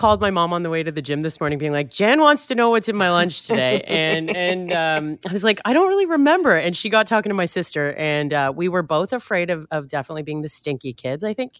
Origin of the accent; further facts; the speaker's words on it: Richmond Hill, Ontario, Canada; So I grew up in Richmond Hill suburb, just north of Toronto.